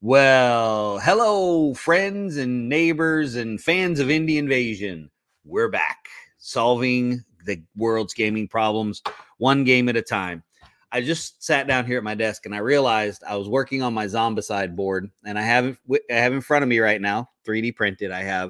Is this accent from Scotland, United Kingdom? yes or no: yes; Scotland, United Kingdom; Yeah, I'm Scottish.